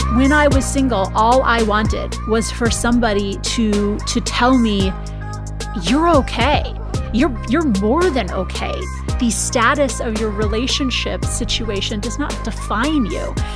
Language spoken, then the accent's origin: English; Minnesota, United States; now in California, United States; I'm from the Midwest in the United States. I'm from Minnesota.